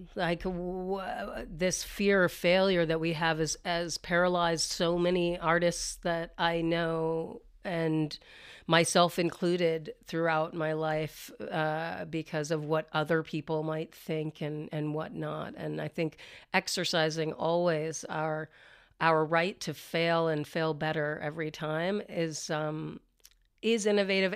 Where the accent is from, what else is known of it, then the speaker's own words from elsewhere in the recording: the South, United States; I grew up in the South as well